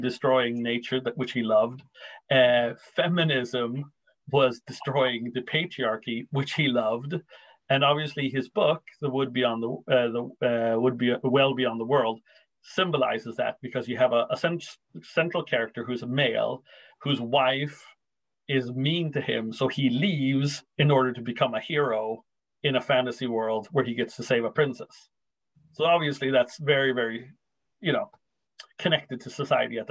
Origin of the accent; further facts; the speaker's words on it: Racine, Wisconsin, United States; my hometown in Racine